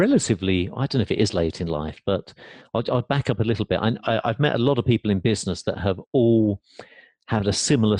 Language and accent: English; England, United Kingdom; moved away as an adult; now in United States; growing up in England